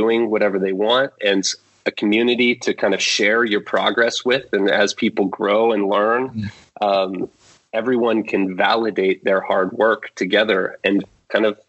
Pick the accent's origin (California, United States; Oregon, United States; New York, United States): Oregon, United States; Portland; I'm from Portland, Oregon in the U.S.